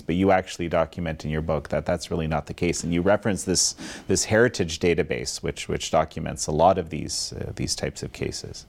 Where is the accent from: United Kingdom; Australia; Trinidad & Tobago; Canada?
Canada; I'm Canadian